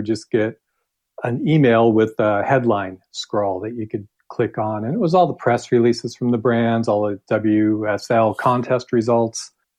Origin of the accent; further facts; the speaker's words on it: Huntington Beach, California, United States; moved away as an adult; also born or lived in San Francisco / San Luis Obispo; now in France; I grew up in Huntington Beach, moved to San Francisco, fell in love with the surf at Ocean Beach, and spent most of my time there. Finally went to school in San Luis Obispo at Cal Poly